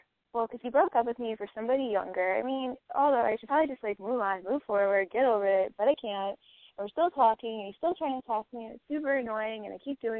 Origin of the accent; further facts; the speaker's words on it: Buffalo, New York, United States; I am from Buffalo, New York. I am 23 years old